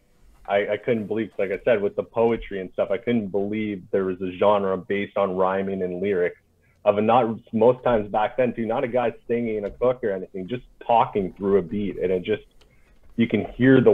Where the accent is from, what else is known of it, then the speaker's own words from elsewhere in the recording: North Bay, Ontario, Canada; moved away as an adult; also born or lived in Hull, Quebec; now in Gatineau, Canada; I lived in North Bay, Ontario, is where I grew up all my life till I became 18